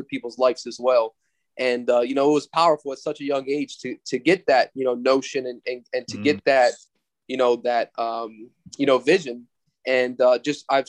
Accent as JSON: {"language": "English", "town": "Ocean City", "region": "Maryland", "country": "United States", "tie": "born or raised there", "also_born_or_lived": "Hanover, Pennsylvania / Berlin, Maryland", "said": "I was born in Hanover, Pennsylvania. I grew up there a little bit, and then eventually I moved to Ocean City, Maryland, and finished growing up there and graduated from high school in the Berlin, Maryland area"}